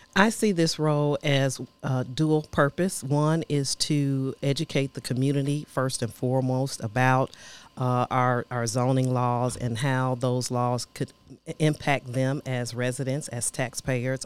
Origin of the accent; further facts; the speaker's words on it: Chicago, Illinois, United States; now in Nashville, United States; I'm originally from Chicago, Illinois.